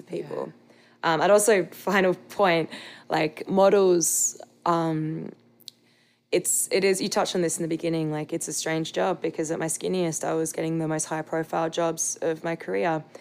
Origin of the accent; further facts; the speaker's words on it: Australia; I'm an Australian.